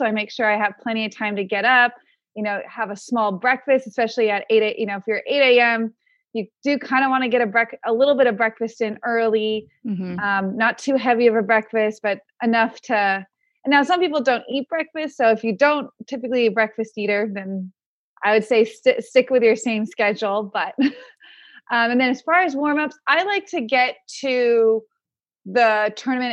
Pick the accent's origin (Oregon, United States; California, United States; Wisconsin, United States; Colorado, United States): California, United States; Palm Springs; I grew up in Palm Springs